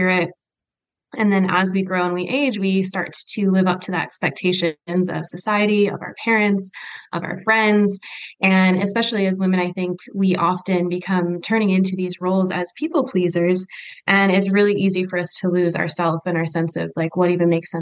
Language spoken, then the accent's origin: English; Michigan, United States; moved away as an adult; now in Utah, United States; I am originally from Michigan